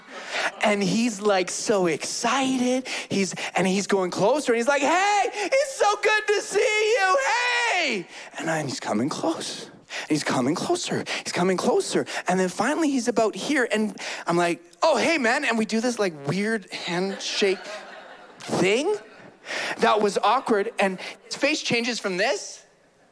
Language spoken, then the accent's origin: English; Calgary, Alberta, Canada; I grew up in Calgary, born and raised in Calgary